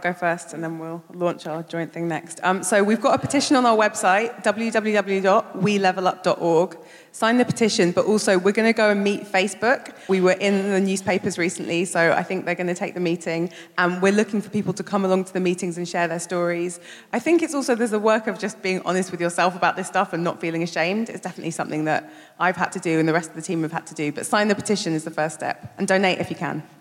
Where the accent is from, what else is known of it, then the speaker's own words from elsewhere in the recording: London, United Kingdom; I grew up in Brixton.